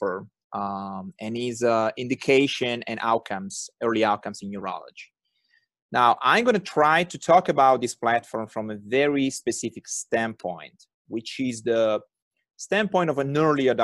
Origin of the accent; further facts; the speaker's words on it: Turin, Piedmont, Italy; accent: thick Italian; English is a second language; moved away; I was born and raised in Torino, which is a nice city in the northwestern part of the country